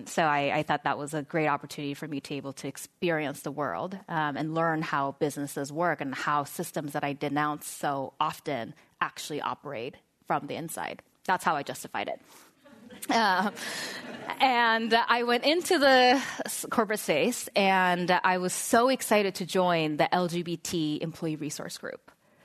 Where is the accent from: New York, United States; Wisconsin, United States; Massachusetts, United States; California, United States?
California, United States; San Diego; I grew up in San Diego, a very conservative part of San Diego.